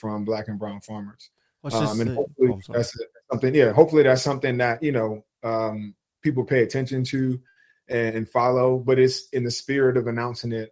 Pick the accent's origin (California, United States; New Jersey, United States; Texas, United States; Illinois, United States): New Jersey, United States; moved away; growing up on the East Coast, being a Jersey kid